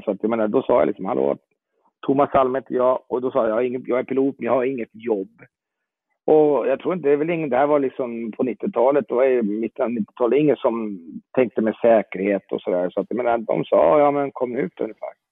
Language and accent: Swedish; Jordbro, Stockholm County, Sweden; moved away as an adult; now in Italy; Jag är eh, uppvuxen i Jordbro söder om Stockholm